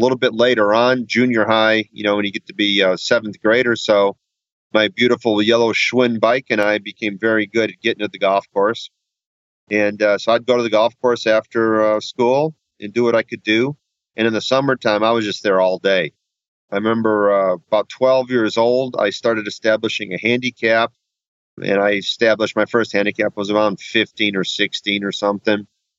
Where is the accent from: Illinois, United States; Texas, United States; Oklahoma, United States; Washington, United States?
Illinois, United States; Waukegan; I grew up in Waukegan, Illinois, which is the north suburbs of Chicago.